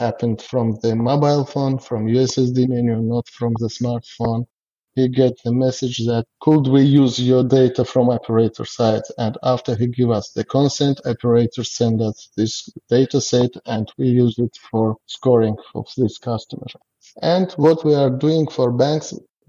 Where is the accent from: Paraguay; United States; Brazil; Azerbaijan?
Azerbaijan; English is a second language; we are from Azerbaijan and we have a staff of 100 people and most of them are citizens of our country. Our country is a young country